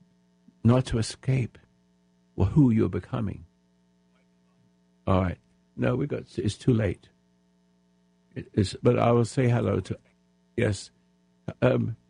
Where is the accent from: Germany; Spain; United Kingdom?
United Kingdom; England; now in United States; I'm an Englishman become American citizen